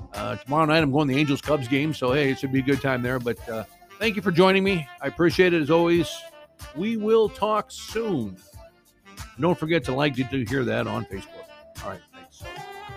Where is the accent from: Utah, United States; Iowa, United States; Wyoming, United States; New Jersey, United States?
Iowa, United States; Cedar Rapids; now in Southern California, United States; My hometown of Cedar Rapids, Iowa